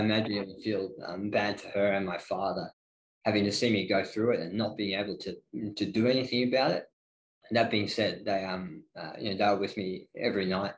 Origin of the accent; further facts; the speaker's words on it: Ballarat, Victoria, Australia; also born or lived in Melbourne; the small town feel of Ballarat. That's what I grew up